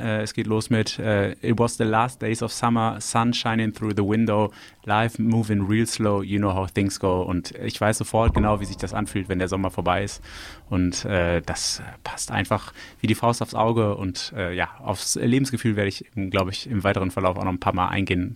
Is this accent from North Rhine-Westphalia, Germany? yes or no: yes; Düsseldorf, North Rhine-Westphalia, Germany; Ich wurde in Düsseldorf geboren